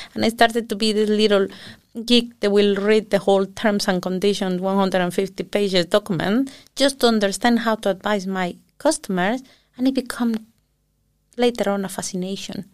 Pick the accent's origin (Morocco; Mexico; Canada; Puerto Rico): Mexico; southern Mexico; now in Iceland; I was born in Mexico City, big city, and when I was six years old, uh, we moved back to the south of the country where my parents are from